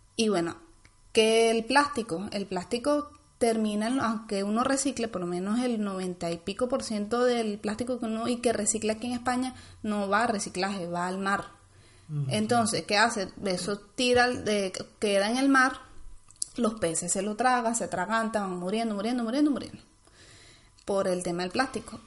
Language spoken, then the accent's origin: Spanish; Venezuela; moved away; venimos de Venezuela